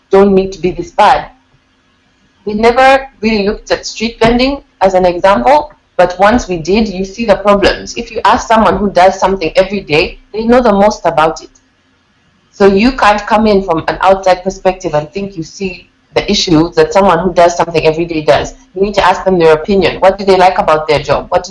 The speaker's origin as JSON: {"language": "English", "country": "Uganda", "tie": "born or raised there", "also_born_or_lived": "England", "said": "Growing up in Uganda and England, the contrast is so stark and I've been aware of that my whole life"}